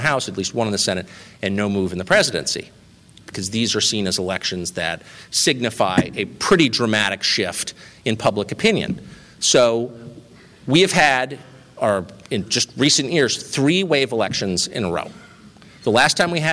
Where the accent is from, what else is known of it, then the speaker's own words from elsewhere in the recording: La Jolla, California, United States; I grew up in La Jolla, California, next to the Salk Institute.